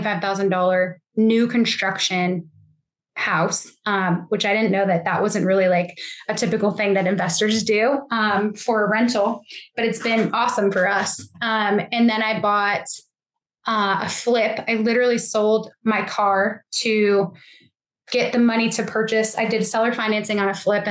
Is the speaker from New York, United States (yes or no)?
yes; Buffalo, New York, United States; now in Tennessee, United States; I grew up in Buffalo, New York